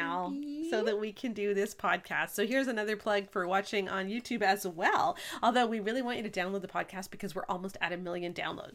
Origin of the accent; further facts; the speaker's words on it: Canada; we're Canadian